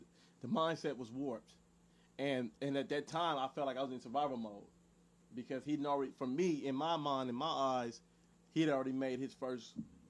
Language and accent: English; Los Angeles, California, United States; Growing up in South Central